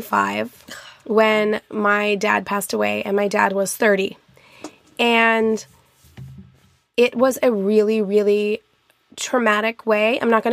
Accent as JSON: {"language": "English", "town": "Albuquerque", "region": "New Mexico", "country": "United States", "tie": "born there", "said": "Yeah, I was born in Albuquerque, New Mexico, and my grandparents both, my grandma still lives there in Estancia, New Mexico, which is a very rural part"}